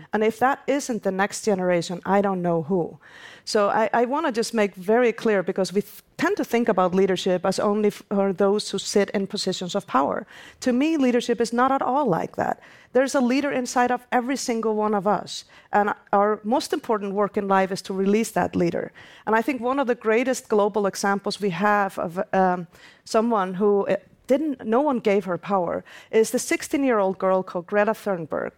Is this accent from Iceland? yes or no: yes; Iceland; my home country, Iceland